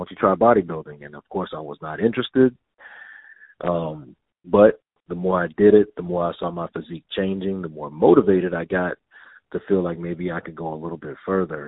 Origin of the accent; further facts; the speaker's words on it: Denton, Texas, United States; I'm a young little black kid from Denton, Texas.